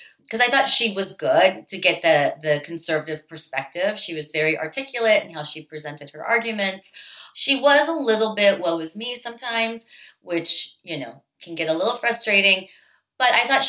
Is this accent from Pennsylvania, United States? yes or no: yes; Pittsburgh, Pennsylvania, United States; I grew up in Pittsburgh